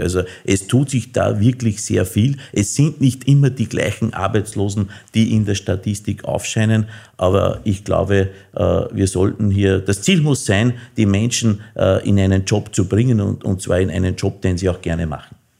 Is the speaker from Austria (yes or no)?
yes; Innviertel, Upper Austria, Austria; Und nachdem ich aus dem Innviertel komme